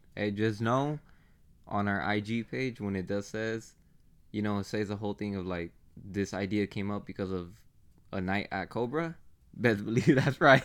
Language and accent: English; Phoenix, Arizona, United States; We're from Phoenix